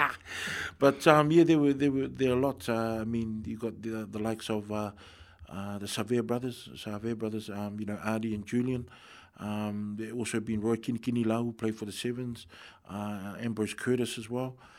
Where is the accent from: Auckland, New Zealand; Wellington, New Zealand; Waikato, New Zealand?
Wellington, New Zealand; I'm born, born and bred in Wellington